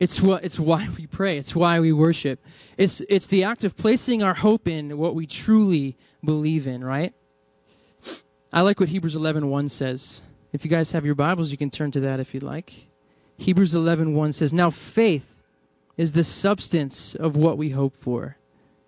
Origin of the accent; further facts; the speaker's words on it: New England, United States; moved away; I'm from New England, and I come from a church which is very charismatic and Pentecostal